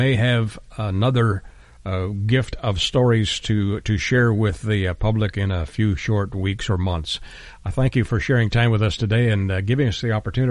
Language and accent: English; Canada; moved away; I'm originally from Canada